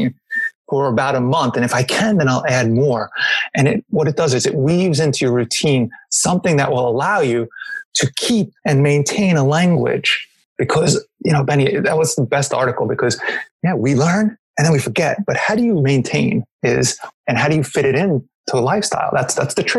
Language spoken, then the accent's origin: English; New York, United States; I'm American, so I'm from New York